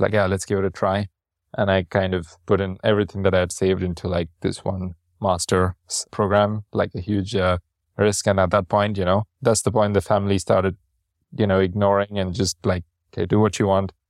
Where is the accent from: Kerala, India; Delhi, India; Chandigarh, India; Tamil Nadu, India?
Tamil Nadu, India; Chennai; moved away; I'm from Chennai and we have our food